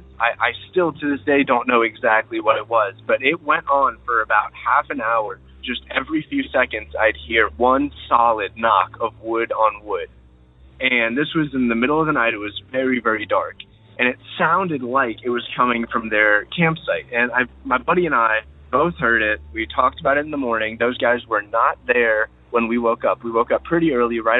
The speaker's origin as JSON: {"language": "English", "region": "Ohio", "country": "United States", "said": "I'm from Ohio"}